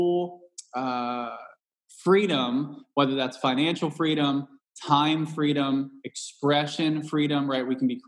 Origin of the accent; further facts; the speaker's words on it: Cincinnati, Ohio, United States; moved away; also born or lived in Southwest Indiana; I'm from Cincinnati, Ohio, originally